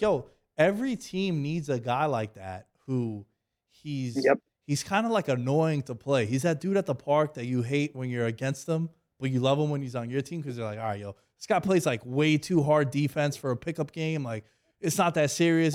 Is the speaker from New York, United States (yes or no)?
yes; New York, United States; I'm from New York